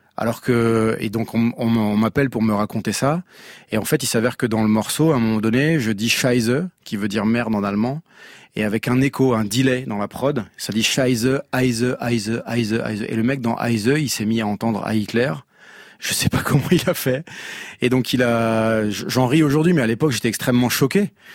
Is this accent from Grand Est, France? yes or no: yes; Eastern Moselle, Grand Est, France; moved away as an adult; also born or lived in Paris; je suis originaire de Moselle-Est, j'étais à Paris